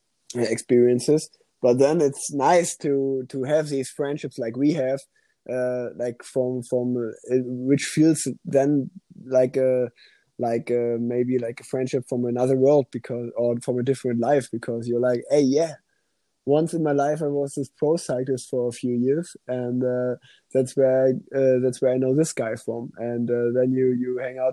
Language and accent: English; Germany; first language German; English is a second language; also born or lived in Cologne; a German language, and because it's my mother language